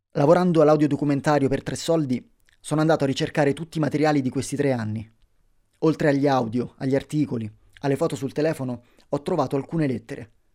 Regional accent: Guinea; Italian is a second language; moved away as an adult; now in Italy; Nel mio paese, in Guinea, nella mia regione, esiste una, un tipo di danza

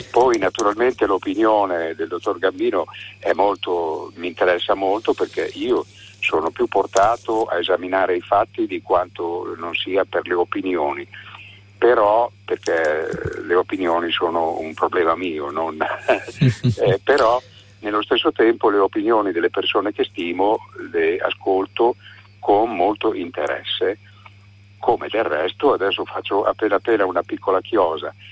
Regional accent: Bologna, Emilia-Romagna, Italy; now in Florence, Italy; vivo da 15 anni in un paesino della, della, montagna in provincia di Firenze, ma sono originario di Bologna, come tradirà il mio accento, diciamo così.

